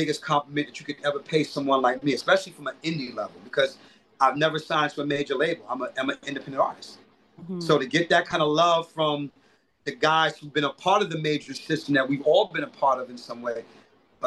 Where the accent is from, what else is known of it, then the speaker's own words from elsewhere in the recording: New York City, New York, United States; also born or lived in Bedford-Stuyvesant, Brooklyn; I'm from Crown Heights, Brooklyn